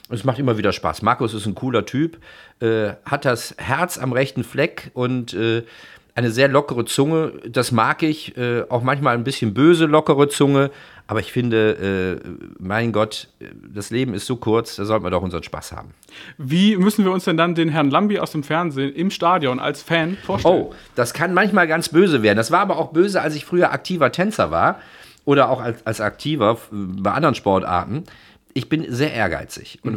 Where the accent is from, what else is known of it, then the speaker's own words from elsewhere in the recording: Duisburg, North Rhine-Westphalia, Germany; ich bin ja in Duisburg geboren, und bin Duisburger, auch wenn ich da jetzt schon lange nicht mehr wohne.